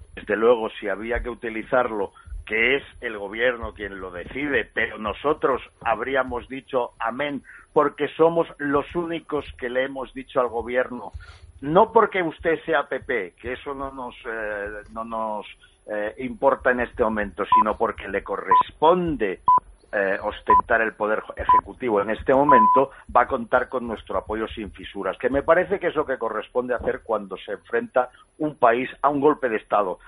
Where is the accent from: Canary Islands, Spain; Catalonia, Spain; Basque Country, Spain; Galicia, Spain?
Catalonia, Spain; a los catalanes nos duele especialmente porque lo vivimos